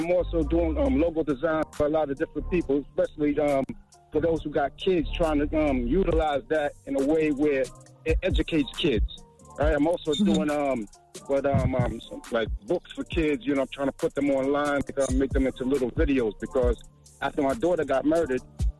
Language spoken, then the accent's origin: English; Brooklyn, New York, United States; I'm from Brooklyn, New York, though.